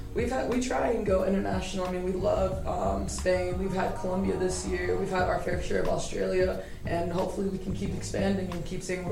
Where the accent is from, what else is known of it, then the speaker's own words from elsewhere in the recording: Albuquerque, New Mexico, United States; I'm from Albuquerque, New Mexico. I finished high school at Manzano